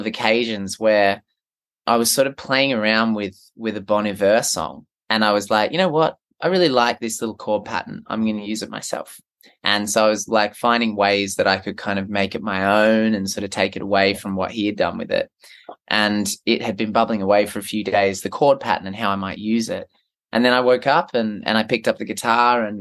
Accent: Merimbula, New South Wales, Australia; my hometown is a little town called Marimbula.

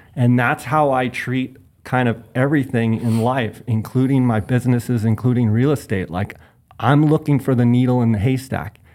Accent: Phoenix, Arizona, United States; I grew up in Phoenix and come from kind of ranching family on both sides

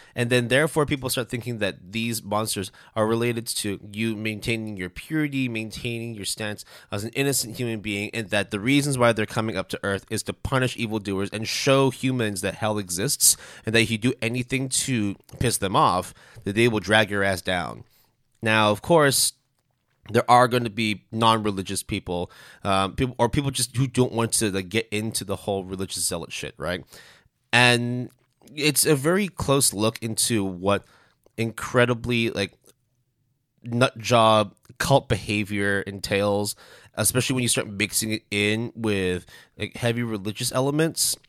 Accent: Canada; me being Canadian

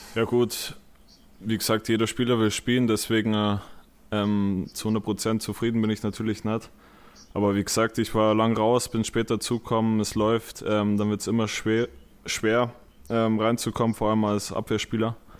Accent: home village near Munich, Bavaria, Germany; moved away as an adult; now in Essen, Germany; meinem Heimatdorf

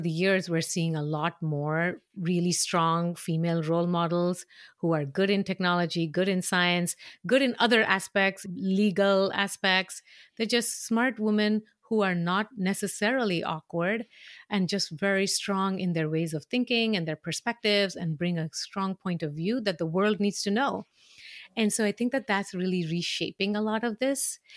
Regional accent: Mumbai, Maharashtra, India; moved away; I grew up in a city that was obsessed

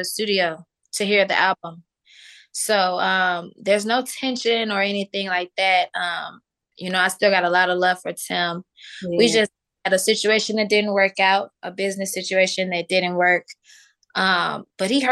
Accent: Chicago, Illinois, United States; I'm from Chicago.

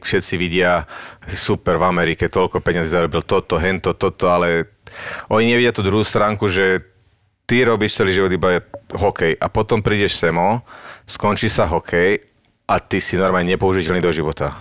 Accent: Prievidza, Trenčín Region, Slovakia; moved away as an adult; doma v Prievidzi

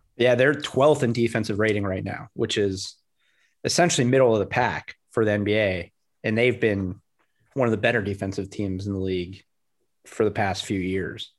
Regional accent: South Florida, United States; growing up in South Florida

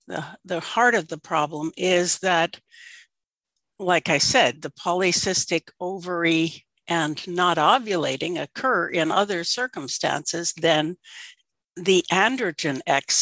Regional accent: Alaska, United States; I grew up in Alaska in fishing villages

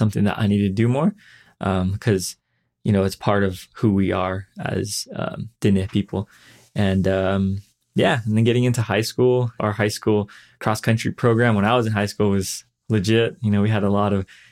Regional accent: Page, Arizona, United States; also born or lived in LeChee, Arizona; I was born and raised here in the Page area

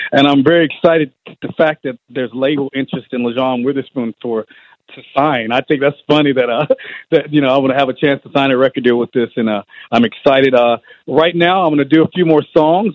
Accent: Georgia, United States; growing up in Georgia

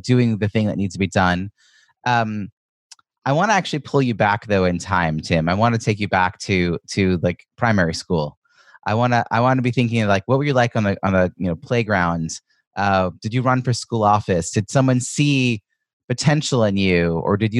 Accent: United States; as an American, I was socialized to stand out

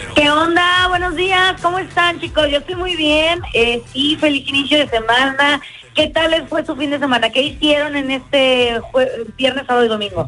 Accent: Mexico; moved away; todos los mexicanos allá en mi tierra

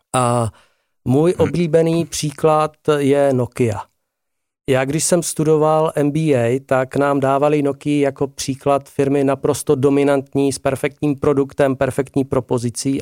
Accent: Ostrava, Moravian-Silesian Region, Czechia; já jsem Ostravák, eh, hráli jsme převážně v Ostravě a okolí

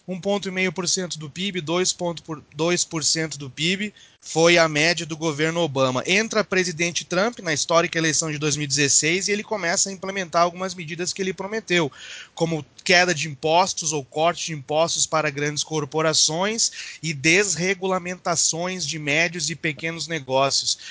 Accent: Brazil; now in United States; mas nós somos brasileiros

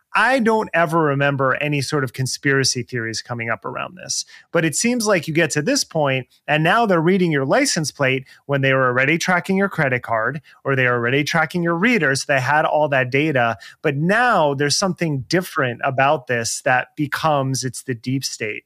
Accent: New Jersey, United States; growing up in New Jersey

